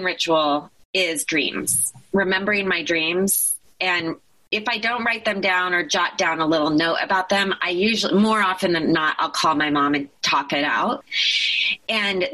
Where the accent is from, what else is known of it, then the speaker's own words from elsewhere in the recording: Eugene, Oregon, United States; also born or lived in Taos, New Mexico; the motivation to move to Eugene, Oregon